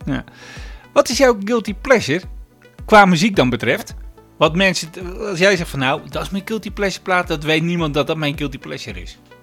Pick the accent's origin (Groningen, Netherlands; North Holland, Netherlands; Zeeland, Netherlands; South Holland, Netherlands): Zeeland, Netherlands; omdat ik uit Zeeland kom natuurlijk.